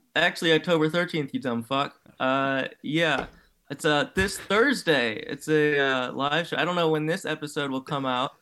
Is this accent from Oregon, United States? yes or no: no; Cleveland, Ohio, United States; my hometown, the Guardians